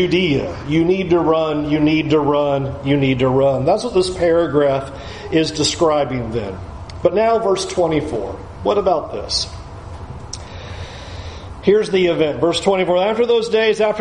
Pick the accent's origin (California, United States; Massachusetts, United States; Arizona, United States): California, United States; San Diego; moved away; When I was a kid growing up in San Diego